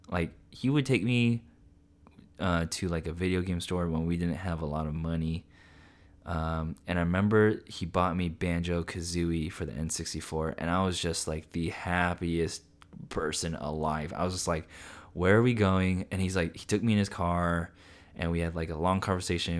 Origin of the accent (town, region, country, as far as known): Central Coast, California, United States; born or raised there